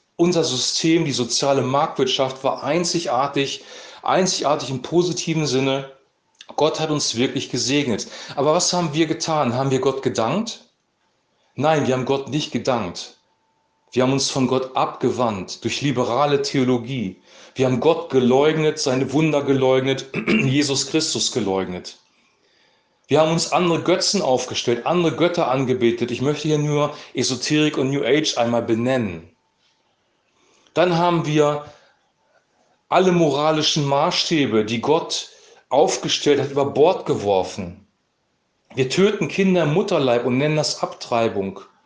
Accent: Germany; als Deutsche

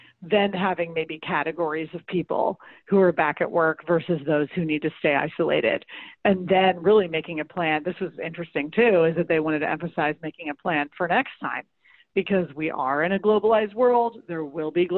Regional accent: St. Louis, Missouri, United States; St. Louis, my hometown

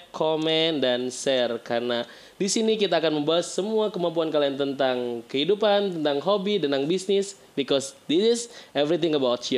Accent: Bekasi, West Java, Indonesia; gue juga orang Bekasi

